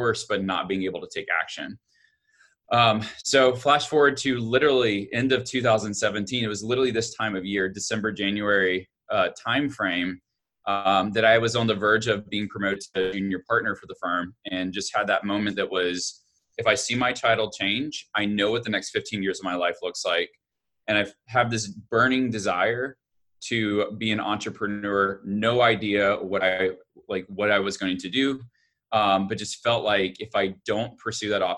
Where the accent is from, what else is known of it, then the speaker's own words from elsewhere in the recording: Alabama, United States; I grew up in Alabama